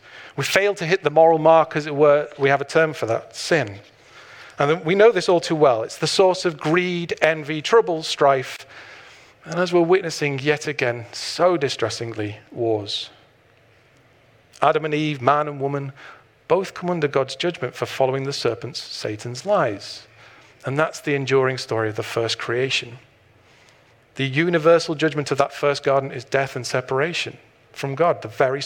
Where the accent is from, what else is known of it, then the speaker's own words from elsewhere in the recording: Blackpool, North West England, United Kingdom; I was born in Blackpool